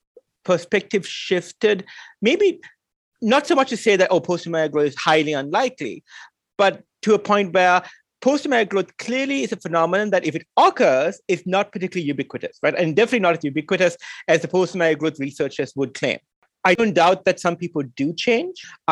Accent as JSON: {"language": "English", "country": "Sri Lanka", "tie": "born or raised there", "said": "growing up in Sri Lanka"}